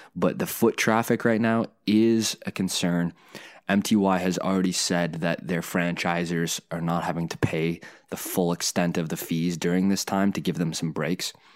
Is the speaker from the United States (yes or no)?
no; Canada; a Canadian engineer